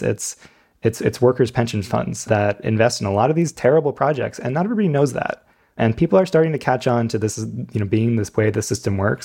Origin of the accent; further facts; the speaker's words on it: New York, United States; I'm from right near New York City